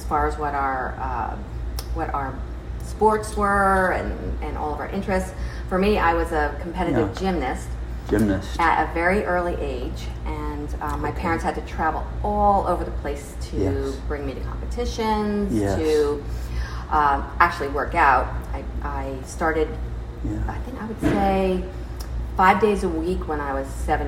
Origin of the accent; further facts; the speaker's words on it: North Plainfield, New Jersey, United States; now in Pennsylvania, United States; Born and raised there mostly